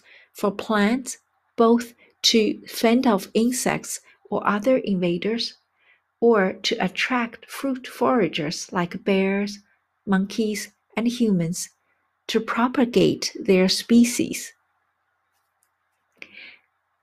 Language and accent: English; China; now in United States; my hometown in China